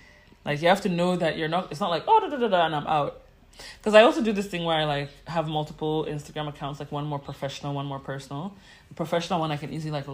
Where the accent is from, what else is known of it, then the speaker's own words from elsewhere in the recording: Ghana; also born or lived in New York; as a Ghanaian who wants to be in Ghana